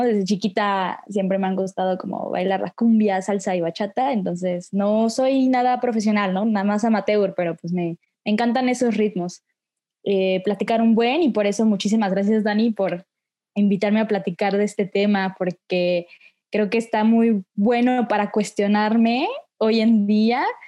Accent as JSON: {"language": "Spanish", "region": "Oaxaca", "country": "Mexico", "said": "soy de Oaxaca, neta muy orgullosa oaxaqueña"}